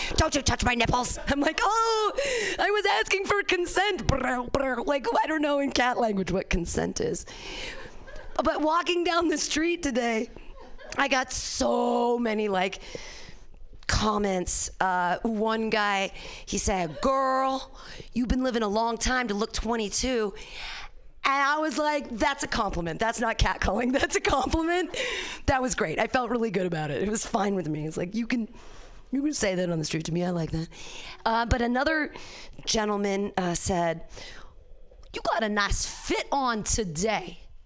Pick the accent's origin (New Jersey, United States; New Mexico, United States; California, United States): California, United States; Danville; born or raised there